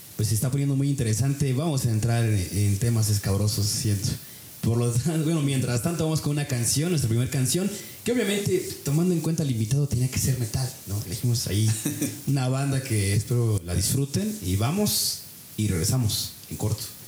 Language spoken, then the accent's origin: Spanish; near Tula, Hidalgo, Mexico; now in Pachuca, Mexico; yo crecí eh, cerca de Tula, bueno, aquí en Hidalgo